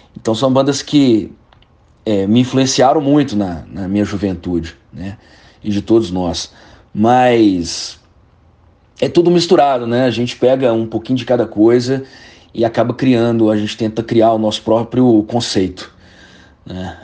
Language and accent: Portuguese; Belo Horizonte, Minas Gerais, Brazil; nós somos de Belo Horizonte